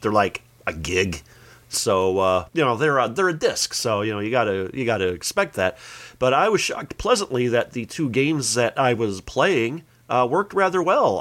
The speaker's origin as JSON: {"language": "English", "town": "Joliet", "region": "Illinois", "country": "United States", "tie": "born or raised there", "said": "my hometown of Joliet"}